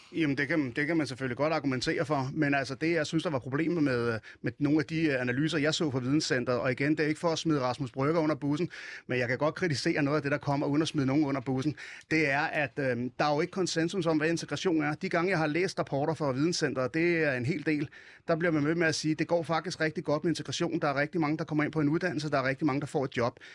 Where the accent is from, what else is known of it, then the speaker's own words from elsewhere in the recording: Hvidovre, Capital Region of Denmark, Denmark; min opvækst i Avedøre